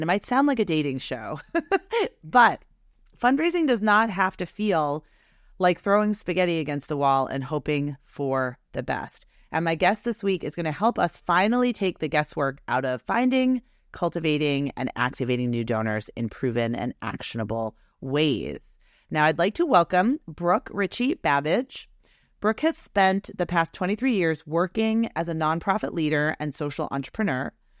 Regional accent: Boston, Massachusetts, United States; And I never told you that I am from Boston. I went to Boston University.

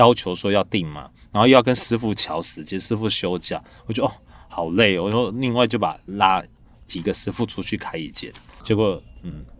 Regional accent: Fuzhou, Fujian, China; 因为我们是福州人，所以我们在福州，我们是在出远门的时候，或是生日当天，或是初一的早上，我们会吃一碗一碗叫做太平面。

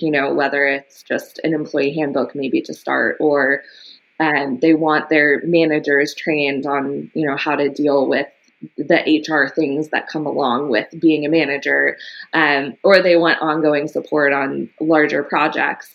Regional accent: Los Angeles, California, United States; I was born in Los Angeles and grew up in the early part of my life in Echo Park

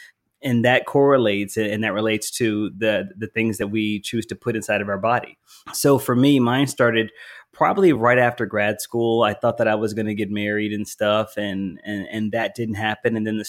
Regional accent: the South, United States; also born or lived in Philadelphia, Pennsylvania; I am Southern. Even though I was born in Philly, I'm a Southerner, so I can talk.

